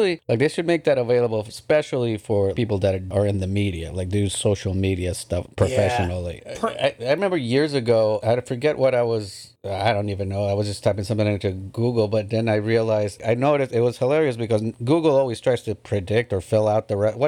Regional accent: United Kingdom; Yeah, we're British.

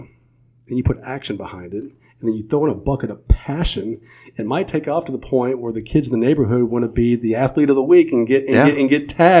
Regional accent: Kentucky, United States; now in California, United States; three teams right here from my home state, Anderson County, Owen County, Whitley County.

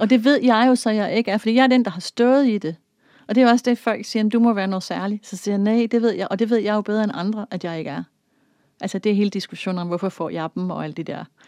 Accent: Denmark; jeg er vokset op i Danmark

